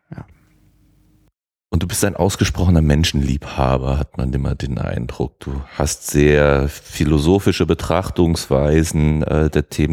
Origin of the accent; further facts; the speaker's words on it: Germany; wir Deutsche